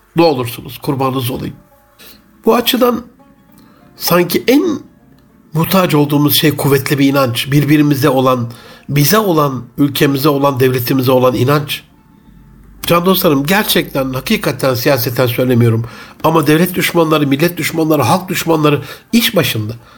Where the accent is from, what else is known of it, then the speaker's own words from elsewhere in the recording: Gaziantep, Turkey; bir Gaziantep'li olarak